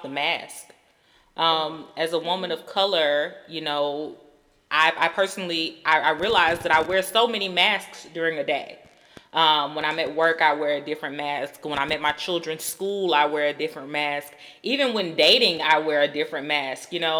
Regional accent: Georgia, United States; I grew up in Georgia

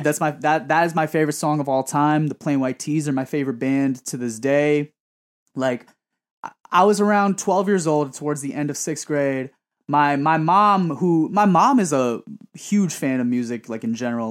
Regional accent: New York City, New York, United States; born and raised in Woodside

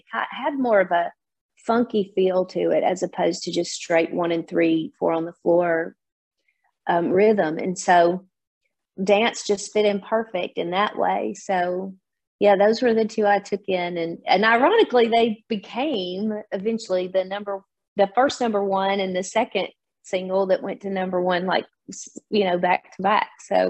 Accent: Nashville, Tennessee, United States; being a Nashville native, I'm born and raised in Nashville, and my dad was an A-list studio player and a producer.

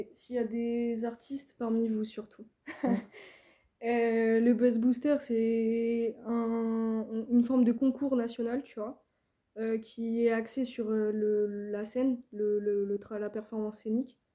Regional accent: Île-de-France, France; moved away as an adult; also born or lived in Rennes / Toulouse; je viens d'ici, je viens d'Île-de-France

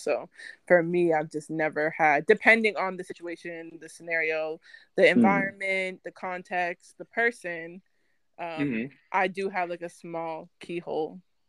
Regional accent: Virginia, United States; also born or lived in Vancouver, Canada; So I've lived in Virginia. I grew up in Virginia.

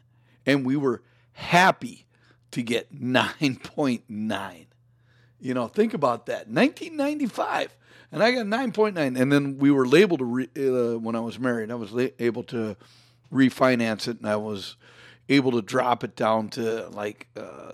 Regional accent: Florida, United States; now in Minnesota, United States; I was born in Florida.

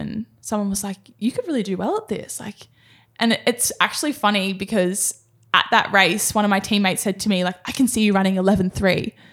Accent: Sydney, New South Wales, Australia; moved away as an adult; now in Gold Coast, Australia; I grew up in Sydney, in Cronulla.

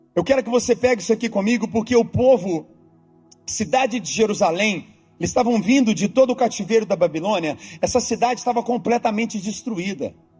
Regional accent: Brazil; now in Orlando, United States; como brasileiros

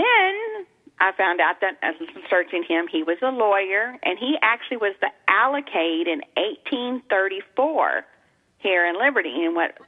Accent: Texas, United States; accent: Texas; we're in Texas, so forgive my accent

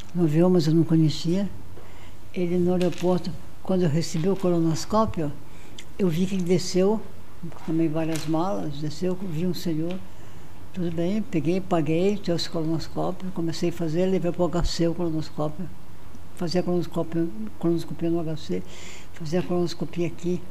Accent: Brazil; also born or lived in Marajó; eu sou do Brasil, eu sou cirurgião

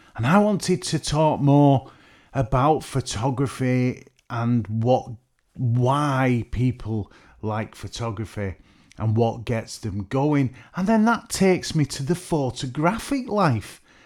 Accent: Merseyside / Lancashire, North West England, United Kingdom; I'm from the Northwest. They call it Merseyside, but I always like to feel I'm from Lancashire

